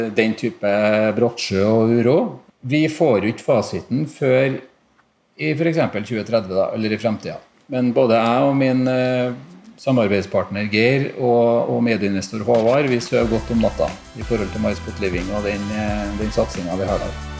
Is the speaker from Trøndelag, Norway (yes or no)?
yes; Trondheim, Trøndelag, Norway; Jeg har bodd i Trondheim egentlig hele livet